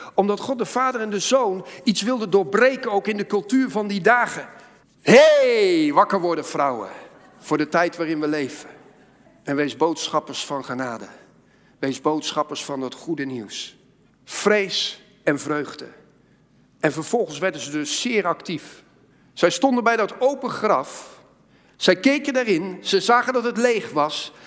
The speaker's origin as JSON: {"language": "Dutch", "country": "Netherlands", "said": "als Nederlanders"}